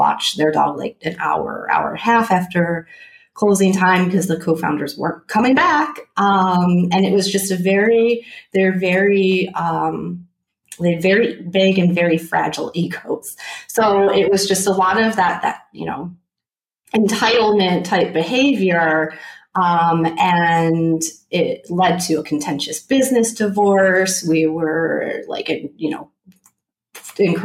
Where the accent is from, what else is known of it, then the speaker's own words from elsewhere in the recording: Michigan, United States; moved away as an adult; also born or lived in Philadelphia; I was born and raised in Michigan